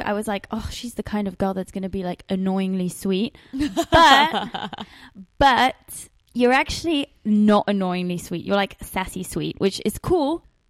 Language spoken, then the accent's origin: English; England, United Kingdom; now in Los Angeles, United States; podcast where I express all my frustrations about being an English girl trying to make it in entertainment and journalism in LA.